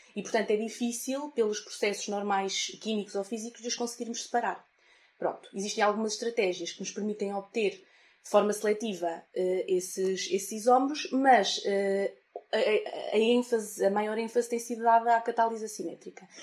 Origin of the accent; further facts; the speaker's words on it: Fornos de Algodres, Guarda, Portugal; moved away as an adult; now in Coimbra, Portugal; na minha terra, em, em Fornos de Algodres, na Guarda